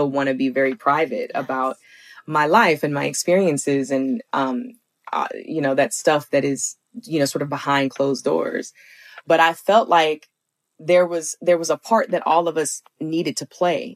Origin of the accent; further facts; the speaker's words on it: Alabama, United States; moved away; growing up in the South